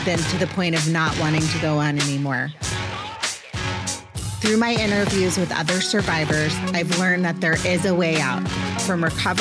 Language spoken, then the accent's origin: English; Potomac, Maryland, United States; Rachel Kaufman was my neighbor growing up in Potomac, Maryland